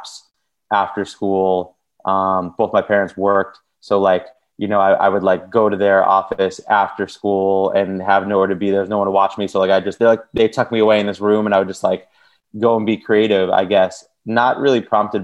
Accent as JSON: {"language": "English", "area": "Long Island", "region": "New York", "country": "United States", "tie": "born or raised there", "lives_now": "Brooklyn, United States", "said": "I grew up in the suburbs outside of New York City, and I live in Brooklyn now"}